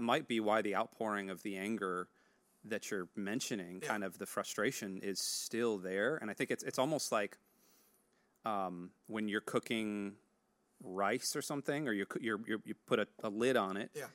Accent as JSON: {"language": "English", "country": "United States", "said": "As an American"}